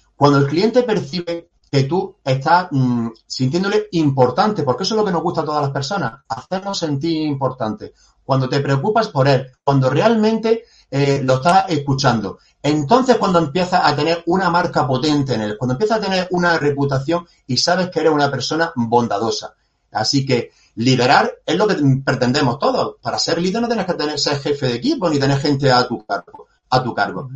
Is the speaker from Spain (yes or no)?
yes; Granada, Andalusia, Spain; yo soy granadino y, de aquí tampoco me quiero mover, estoy totalmente enamorado de, de mi ciudad